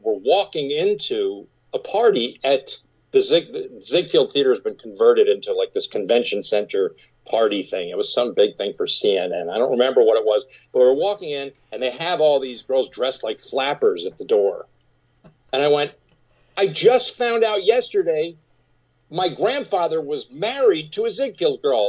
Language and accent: English; Rye, New York, United States; I grew up in Rye, New York